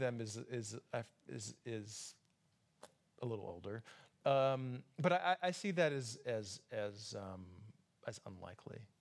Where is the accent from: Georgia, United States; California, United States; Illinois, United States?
Georgia, United States; Atlanta; also born or lived in Brooklyn, New York; now in New York, United States; my hometown is Atlanta, Georgia